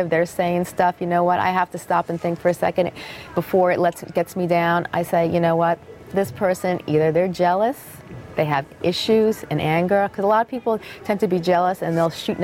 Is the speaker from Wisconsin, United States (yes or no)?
no; Freehold, New Jersey, United States; this has been my hometown for many, many years. And, you know, I grew up in this area